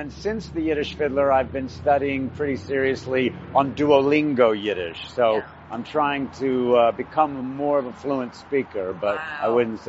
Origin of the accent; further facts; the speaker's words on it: Lubbock, Texas, United States; I grew up in Lubbock, Texas